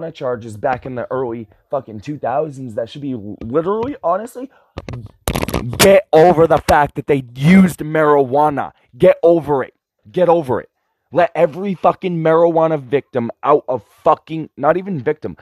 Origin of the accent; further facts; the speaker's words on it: United States; as an American citizen, I am seriously considering giving up my American citizenship